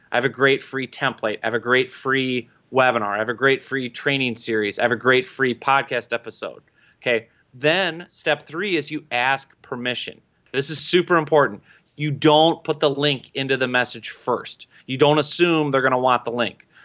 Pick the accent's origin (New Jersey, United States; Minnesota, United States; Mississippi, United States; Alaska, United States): Minnesota, United States; I'm from Minnesota. We have to accent our O's